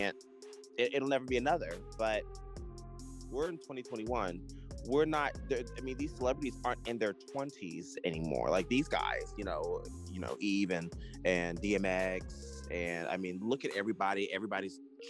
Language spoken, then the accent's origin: English; Virginia Beach, Virginia, United States; I am from Virginia Beach, and I am from an area where the seafood is high quality